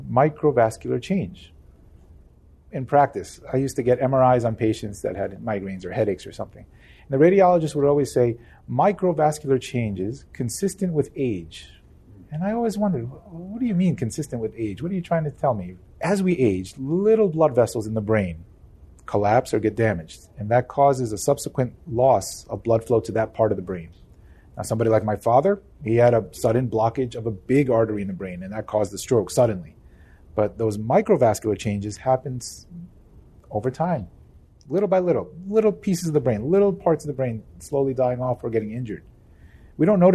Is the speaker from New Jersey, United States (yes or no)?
yes; New Jersey, United States; I'm from New Jersey. We're in the Northeast